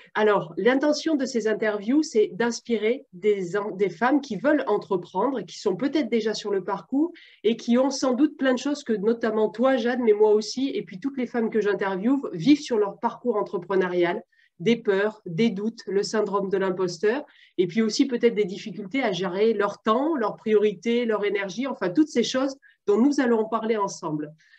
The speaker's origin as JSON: {"language": "French", "country": "France", "said": "je suis française"}